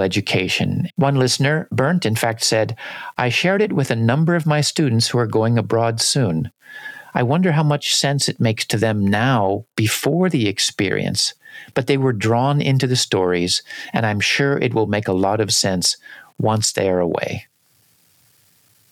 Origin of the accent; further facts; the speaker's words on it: United States; growing up in the United States